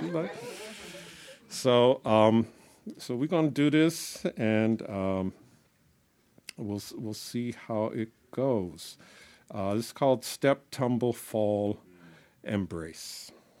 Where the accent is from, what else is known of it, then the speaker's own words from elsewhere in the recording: Boston, Massachusetts, United States; also born or lived in California; I'm from Boston, right? Can you tell by the voice? No, you from Boston? Yeah, yeah. I don't sound like you. What happened? I've been in California too long.